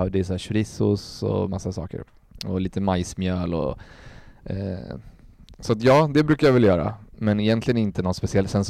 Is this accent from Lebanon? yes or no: no; Colombia; I vår familj så är det verkligen, jag är från Colombia och vi, liksom, vi lagar väldigt mycket mat.